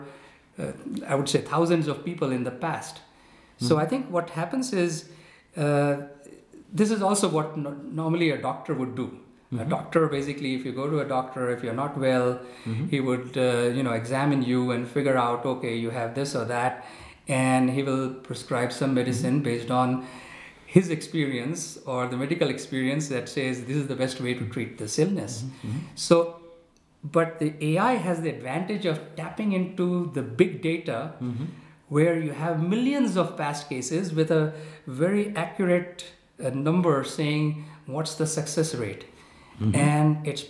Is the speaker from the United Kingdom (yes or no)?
no; India; I come from India